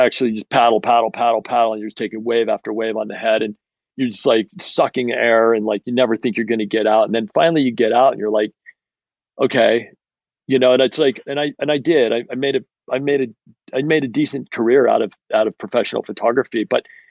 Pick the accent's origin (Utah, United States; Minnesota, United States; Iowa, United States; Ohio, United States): Utah, United States; moved away as an adult; also born or lived in Portland; I grew up in Utah. I'm back in Utah